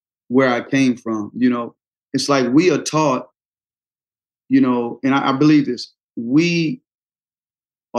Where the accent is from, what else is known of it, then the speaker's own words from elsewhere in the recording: the South, United States; growing up in the South